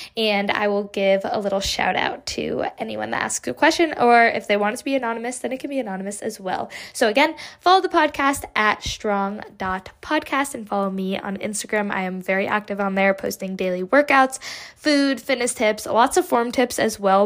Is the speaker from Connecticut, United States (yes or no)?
yes; Connecticut, United States; I am from Connecticut, a small, relatively small town